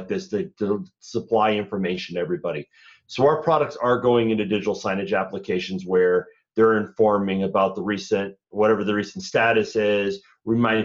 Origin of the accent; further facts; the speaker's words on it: Minnesota, United States; I'm from Minnesota